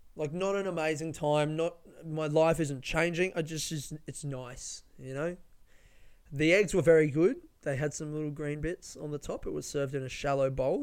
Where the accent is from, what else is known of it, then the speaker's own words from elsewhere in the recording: Melbourne, Victoria, Australia; people from Melbourne, very proud of the coffee that we make